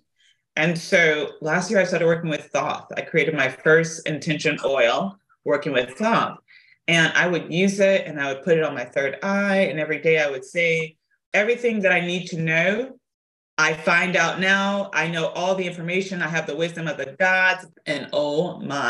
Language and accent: English; South Africa; moved away; also born or lived in Tennessee; I was raised in South Africa.